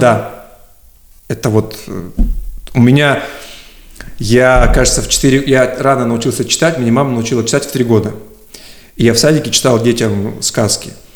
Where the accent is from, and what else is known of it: Surgut, Khanty-Mansi Autonomous Okrug, Russia; moved away as an adult; also born or lived in Tyumen; now in Moscow, Russia